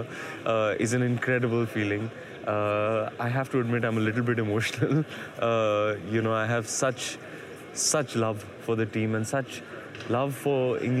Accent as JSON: {"language": "English", "town": "Mumbai", "region": "Maharashtra", "country": "India", "tie": "born or raised there", "said": "my hero's in my hometown"}